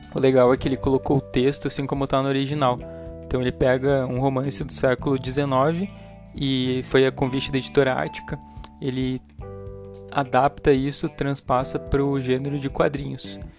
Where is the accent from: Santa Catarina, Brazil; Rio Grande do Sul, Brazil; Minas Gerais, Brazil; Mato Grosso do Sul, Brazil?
Rio Grande do Sul, Brazil; eu sou do Rio Grande do Sul